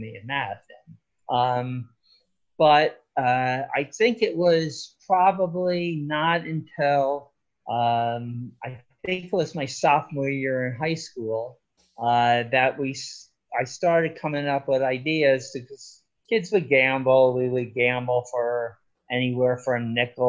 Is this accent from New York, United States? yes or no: no; Irvington, New Jersey, United States; moved away; also born or lived in Los Angeles; I grew up in Irvington, New Jersey.